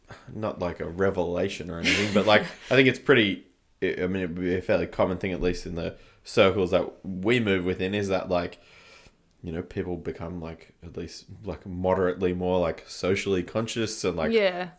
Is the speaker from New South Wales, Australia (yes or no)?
no; Canberra, Australian Capital Territory, Australia; when I was growing up in Canberra, from the start, we would never really play shows just because of the size of the town.